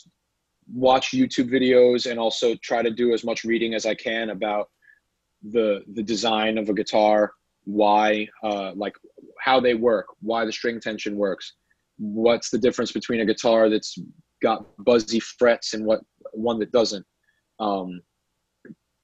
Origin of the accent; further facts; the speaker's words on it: New York City, New York, United States; also born or lived in California; I was born in Sheepshead Bay, Brooklyn